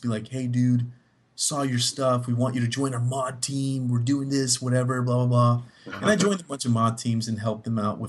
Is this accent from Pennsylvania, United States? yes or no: no; Miami, Florida, United States; moved away as an adult; now in Texas, United States; I'm from Miami